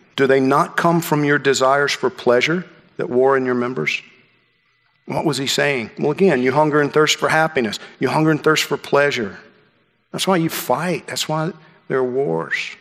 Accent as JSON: {"language": "English", "region": "Georgia", "country": "United States", "tie": "born or raised there", "said": "When I was a kid growing up in Georgia, it was you know, fishing and hunting."}